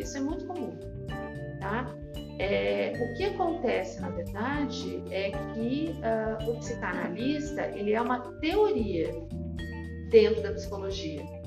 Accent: Brazil; eu sou brasileira

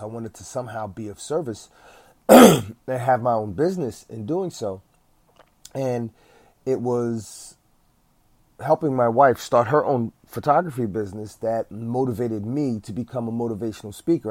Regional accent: East Orange, New Jersey, United States; I did get hired by my hometown, East Orange

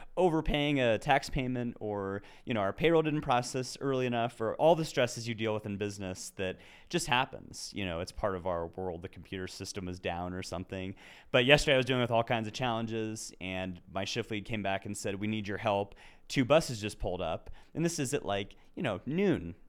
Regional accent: Lakewood, Colorado, United States; I was born and raised in Lakewood

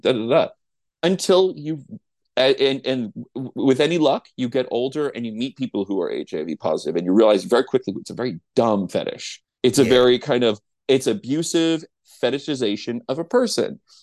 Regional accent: New Mexico, United States; I grew up in New Mexico

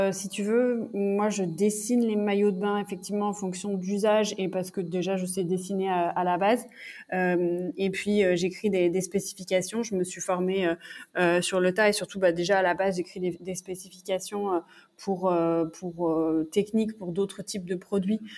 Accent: south of France, France; moved away; also born or lived in Paris / Montreal; j'ai grandi dans le sud de la France

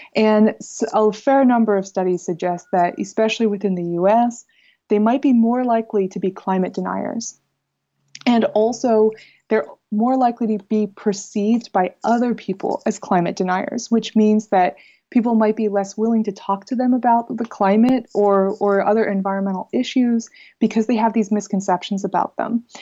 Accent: United States; moved away as an adult; also born or lived in Netherlands; now in Groningen, Netherlands; I'm an American in the Netherlands

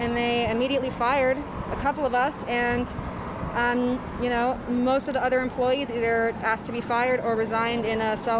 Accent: New Zealand; I'm Kiwi, yeah.

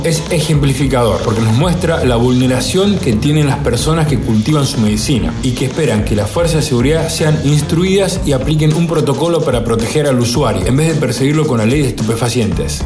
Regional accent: Córdoba, Argentina; En nuestra provincia, Córdoba

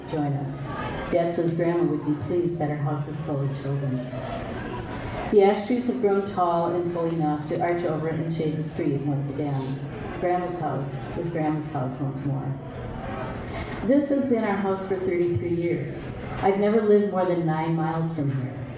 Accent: St. Paul, Minnesota, United States

